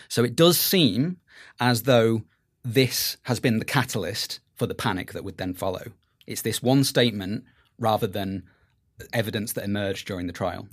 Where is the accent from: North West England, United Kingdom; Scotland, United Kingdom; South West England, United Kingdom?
North West England, United Kingdom; Merseyside; I grew up in Merseyside